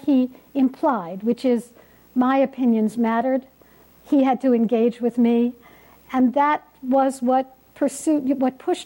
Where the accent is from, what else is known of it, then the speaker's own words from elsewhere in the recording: New York City, New York, United States; I was born on the Lower East Side of Manhattan